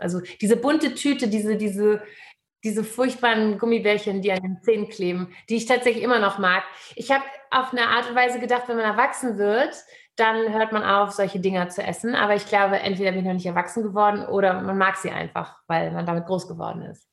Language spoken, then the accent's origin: German; Hamburg, Germany; Ich bin in Hamburg geboren